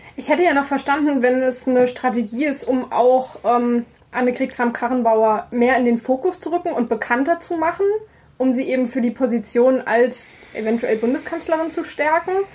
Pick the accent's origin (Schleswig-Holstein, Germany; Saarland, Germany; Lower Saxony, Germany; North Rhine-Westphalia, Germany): Saarland, Germany; als gebürtige Saarländerin